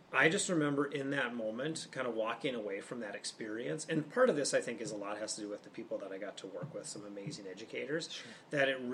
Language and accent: English; Moorhead, Minnesota, United States; So I grew up in Moorhead, Minnesota. I'm a Flatlander at heart.